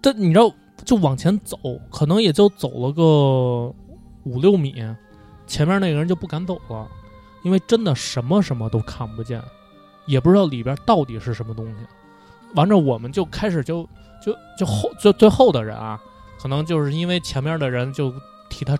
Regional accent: Beijing, China; 呃三里屯儿，因为三里屯儿最早我不知道你们知不知道，最早三里屯儿那边是片墓地。

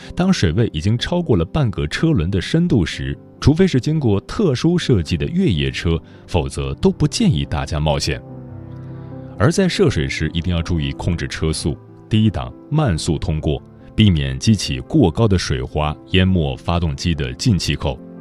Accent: Gongyi, Henan, China; moved away; 我也是和男人老家在巩义，家里的房子也被冲毁了

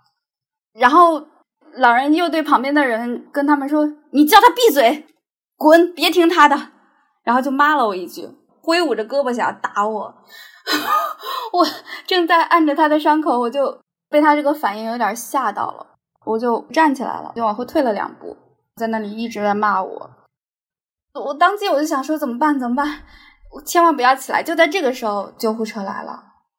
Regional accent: Shandong, China; now in Shenzhen, China; 一名八零后。我老家是在山东，我现在在深圳生活。我是一名实习律师

